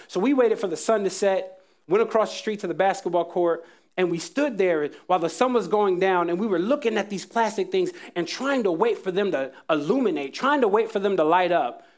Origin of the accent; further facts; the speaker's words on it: Jacksonville, North Carolina, United States; When I was a kid, I was growing up in Jacksonville, North Carolina